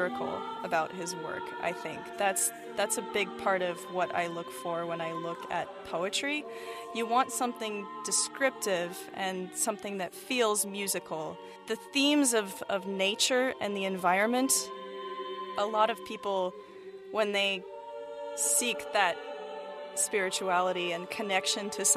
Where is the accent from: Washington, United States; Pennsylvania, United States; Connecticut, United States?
Washington, United States; Bainbridge Island; I'm from Bainbridge Island, Washington, which is an island in Puget Sound near Seattle.